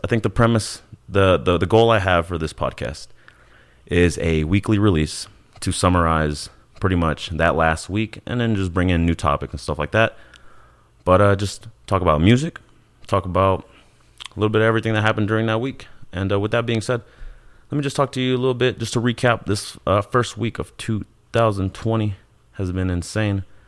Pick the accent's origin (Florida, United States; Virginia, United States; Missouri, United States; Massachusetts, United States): Missouri, United States; Kansas City; moved away as an adult; also born or lived in Ciudad Juarez, Chihuahua, Mexico; now in Colorado, United States; I was raised in Kansas City, uh, and now I'm living in Colorado